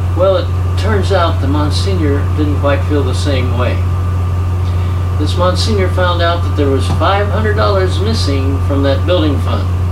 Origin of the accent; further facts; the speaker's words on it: Kentucky, United States; being from Kentucky